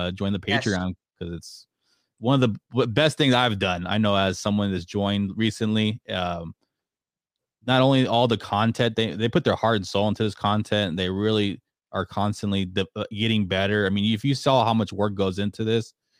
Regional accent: San Antonio, Texas, United States; I'm from San Antonio

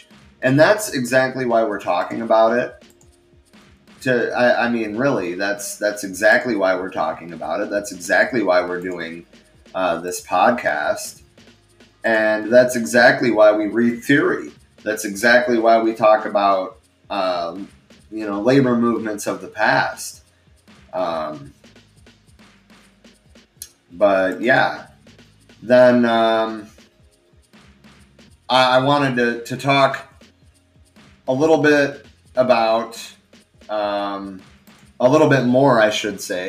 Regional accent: Michigan, United States; I'm from Michigan

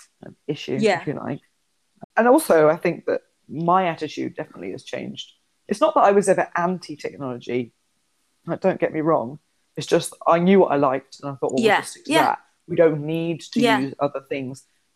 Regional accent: London, United Kingdom; accent: neutral; I'm from London. I've got quite a neutral accent. I work in the Northwest.

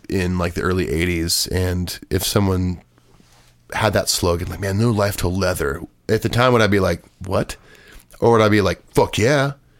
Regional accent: Long Beach, California, United States; also born or lived in Mission Viejo, California; So I grew up in Long Beach and my family moved down to Orange County. We lived in Mission Viejo.

